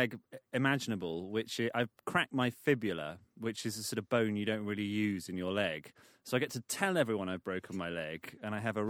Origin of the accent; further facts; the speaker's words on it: England, United Kingdom; I am quintessentially English.